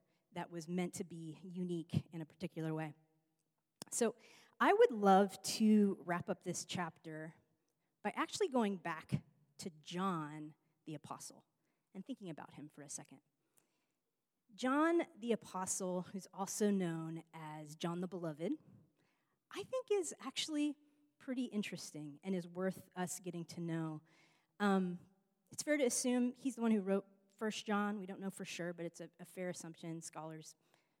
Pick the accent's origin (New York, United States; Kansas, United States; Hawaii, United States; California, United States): New York, United States; now in Los Angeles, United States; I'm from New York